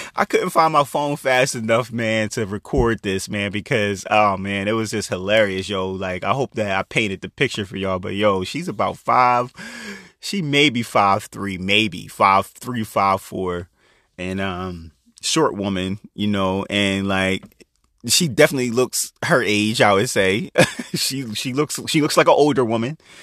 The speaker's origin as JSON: {"language": "English", "town": "Chester", "region": "Pennsylvania", "country": "United States", "tie": "born or raised there", "moved": "yes", "said": "my family, we grew up in Chester, Pennsylvania"}